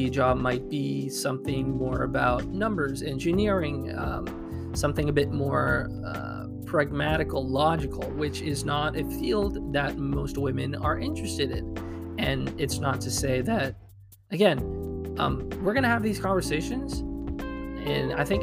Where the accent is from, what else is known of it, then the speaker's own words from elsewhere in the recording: Quebec, Canada; I'm from Quebec in Canada, and the way things work here are different